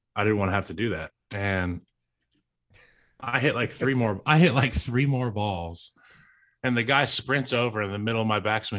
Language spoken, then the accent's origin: English; Central Virginia, United States; Growing up in Central Virginia